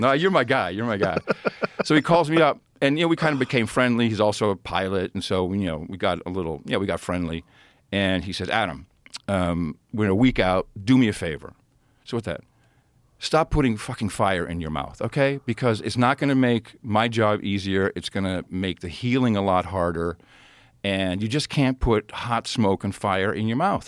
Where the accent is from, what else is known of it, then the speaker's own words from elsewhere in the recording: Amsterdam, North Holland, Netherlands; moved away; I grew up in Amsterdam.